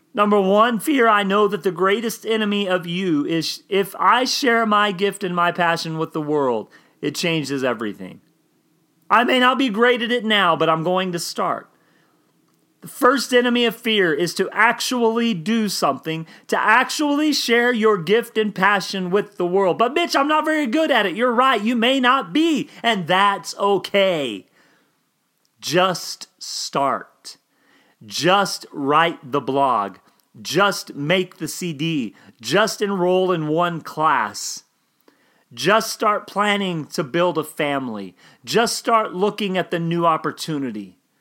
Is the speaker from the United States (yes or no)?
yes; Oklahoma, United States; I grew up in Oklahoma